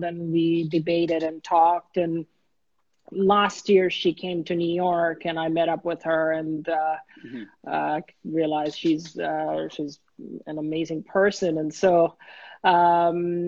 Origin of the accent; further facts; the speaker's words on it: Dhaka, Dhaka Division, Bangladesh; moved away as an adult; now in United States; I was born and raised in Bangladesh. When I came to the US, I was 19. So I grew up in Dhaka